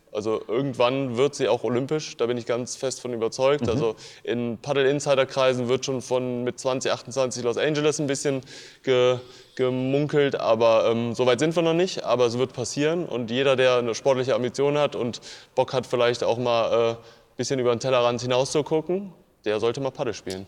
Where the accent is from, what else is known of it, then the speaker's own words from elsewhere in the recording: Cologne, North Rhine-Westphalia, Germany; wir sind Kölner